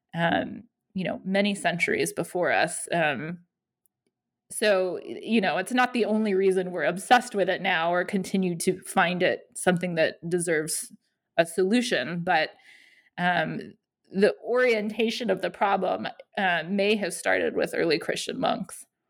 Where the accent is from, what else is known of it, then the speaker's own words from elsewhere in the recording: Denver, Colorado, United States; moved away as an adult; now in Athens, Georgia, United States; I am from Denver, Colorado originally